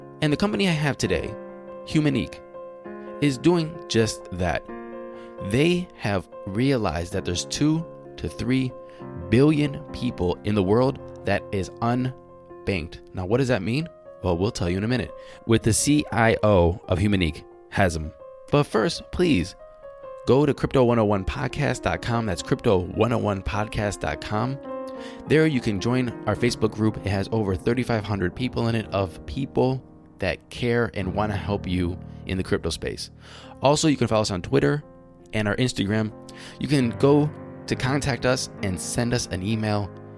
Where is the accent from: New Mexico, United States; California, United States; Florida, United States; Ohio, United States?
Ohio, United States; Cleveland; born there; I was born in Cleveland.